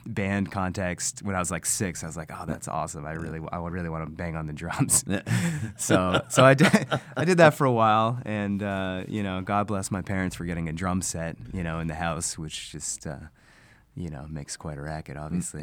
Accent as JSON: {"language": "English", "town": "Boston", "region": "Massachusetts", "country": "United States", "tie": "born or raised there", "moved": "as an adult", "lives_now": "New Hampshire, United States", "said": "Originally from Boston area"}